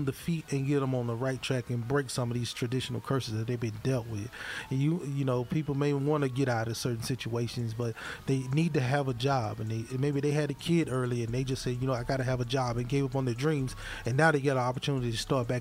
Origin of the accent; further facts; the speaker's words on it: Hattiesburg, Mississippi, United States; now in Columbia, United States; my hometown, Hattiesburg